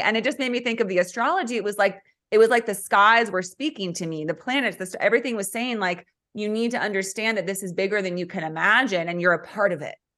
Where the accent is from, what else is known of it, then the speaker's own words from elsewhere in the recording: California, United States; also born or lived in central Oregon; now in Oregon, United States; I'm from California. So, and now I'm living in central Oregon